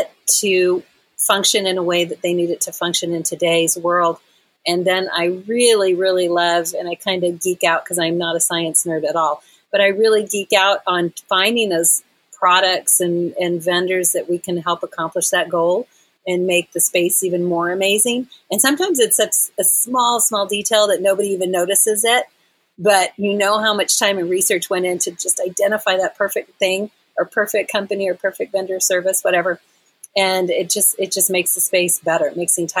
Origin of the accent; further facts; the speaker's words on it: Texas, United States; now in Asheville, United States; I'm originally from Texas, so Texas has always got my heart